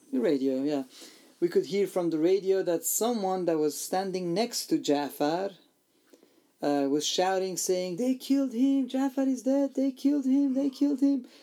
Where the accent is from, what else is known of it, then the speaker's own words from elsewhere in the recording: Iran; I was born and raised in Iran in a persecuted church and family and a country